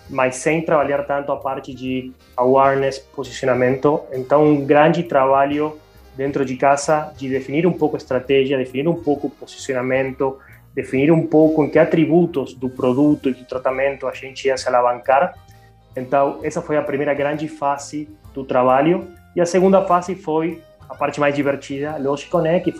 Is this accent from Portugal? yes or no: no; Argentina; Portuguese is a second language; moved away as an adult; now in Brazil; Não, eu sou natural da Argentina, é, mas bom, eu moro há oito anos quase no Brasil